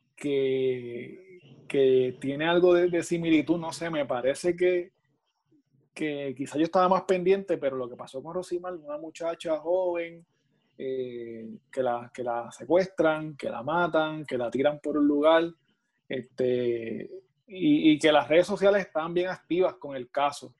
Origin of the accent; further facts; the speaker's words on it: Puerto Rico; de aquí de Puerto Rico y de aquí de mi pueblo, de Urabo